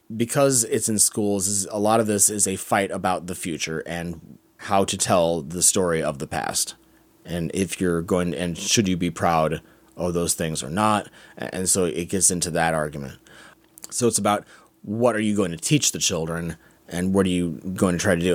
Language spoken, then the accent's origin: English; United States; as an American